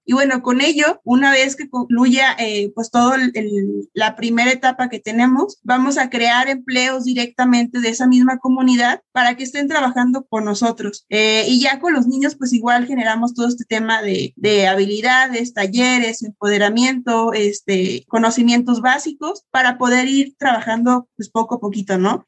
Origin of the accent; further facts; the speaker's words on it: Mexico; somos mexicanos, pero somos unos mexicanos fregones